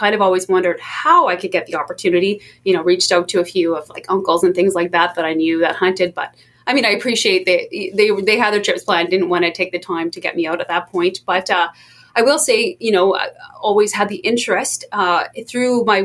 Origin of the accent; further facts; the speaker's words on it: Fort Nelson, British Columbia, Canada; I grew up in Fort Nelson, which is a pretty, you know, outdoor oriented northern community